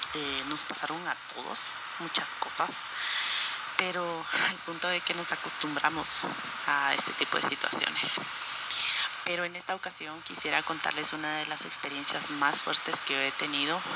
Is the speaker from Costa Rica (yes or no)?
no; Guatemala; soy de Guatemala